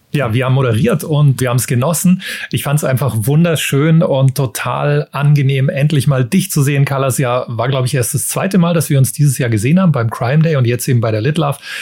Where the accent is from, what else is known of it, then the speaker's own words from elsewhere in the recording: Munich, Bavaria, Germany; Wir sind beide aus München